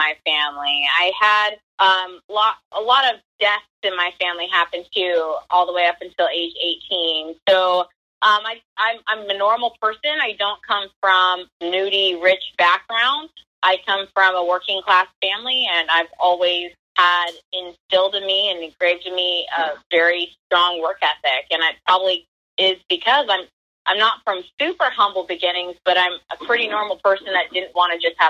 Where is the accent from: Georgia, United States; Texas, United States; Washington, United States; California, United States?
Washington, United States; Federal Way; I grew up in Federal Way, Washington, in a normal, seriously, like the most normal household you could have